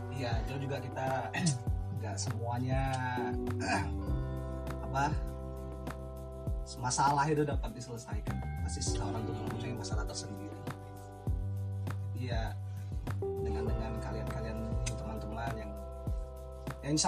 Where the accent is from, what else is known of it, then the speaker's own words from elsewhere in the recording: Medan, North Sumatra, Indonesia; moved away as an adult; now in Semarang, Indonesia; Saya asal Medan Sumatera Utara. Ya, mahasiswa semester 5 di UIN Wali Songo jurusan Komunikasi dan Pendidikan Islam.